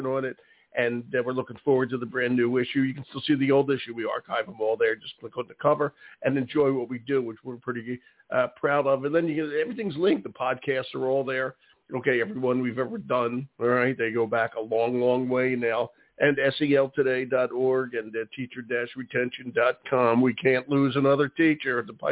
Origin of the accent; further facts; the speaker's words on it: Philadelphia, Pennsylvania, United States; Philadelphia, my hometown